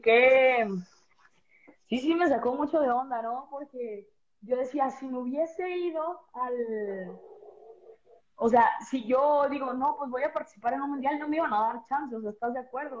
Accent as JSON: {"language": "Spanish", "region": "Veracruz", "country": "Mexico", "said": "Yo soy del puerto de Veracruz"}